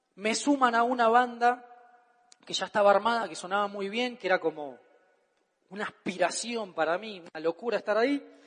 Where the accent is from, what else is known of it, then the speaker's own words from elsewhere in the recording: Argentina; Todo lo que diga en mi país está bien dicho